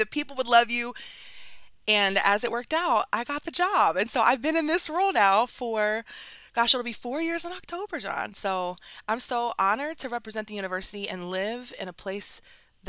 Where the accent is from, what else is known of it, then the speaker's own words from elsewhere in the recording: Ohio, United States; moved away as an adult; also born or lived in New Orleans, Louisiana / Columbus, Ohio; now in Brooklyn, United States; I grew up in Ohio most of my life. I'm not actually from Ohio or Brooklyn. I'm actually from New Orleans, but we moved up to Ohio when I was young